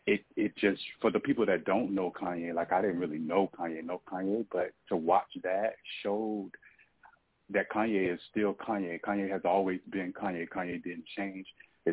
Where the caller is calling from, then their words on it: Atlanta, Georgia, United States; I'm calling from Atlanta, Georgia.